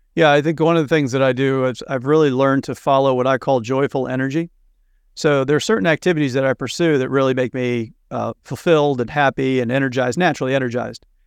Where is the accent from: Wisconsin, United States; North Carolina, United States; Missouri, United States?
Missouri, United States; now in Cape Cod, Massachusetts, United States; I grew up in the Midwest in Missouri